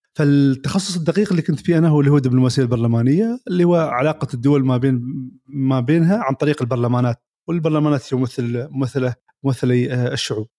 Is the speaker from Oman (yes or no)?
yes; Oman; بلادنا عمان